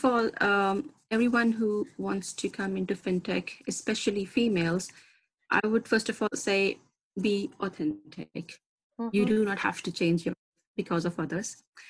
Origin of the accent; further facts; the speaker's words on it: Pakistan; I come from Pakistan, where the right of education and work for a female, unfortunately, is a privilege.